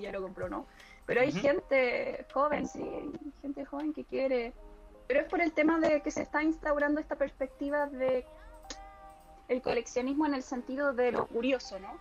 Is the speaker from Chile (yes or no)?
yes; Chile; moved away as an adult; now in Córdoba, Argentina; yo soy chilena, pero estoy viviendo en Córdoba desde el 2016 en adelante